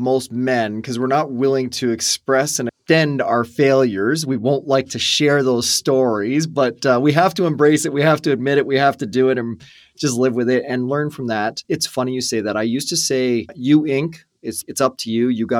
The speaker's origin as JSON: {"language": "English", "country": "Canada", "tie": "born or raised there", "said": "Yeah, I'm an Irish born, first born in Canada out of our family"}